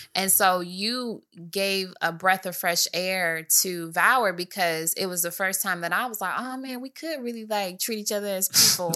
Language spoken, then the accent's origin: English; Michigan, United States; I'm from Michigan